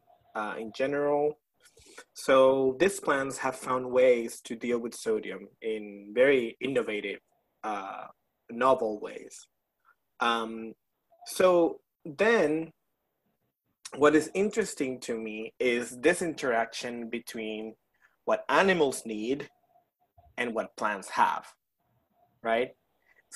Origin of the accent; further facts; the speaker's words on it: Puerto Rico; moved away as an adult; now in Baton Rouge, United States; I am from Puerto Rico, but I moved here in 2017